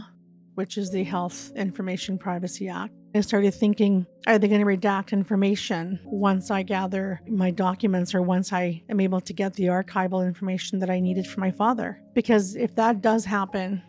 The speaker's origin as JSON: {"language": "English", "town": "Pelican Narrows", "region": "Saskatchewan", "country": "Canada", "said": "originally from Northern Saskatchewan in Pelican Narrows, part of the Peter Ballantyne Cree Nation."}